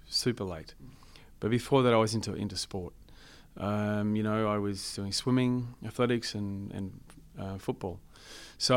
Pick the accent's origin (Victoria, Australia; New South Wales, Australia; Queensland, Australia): Queensland, Australia; Chinchilla; my hometown, Chinchilla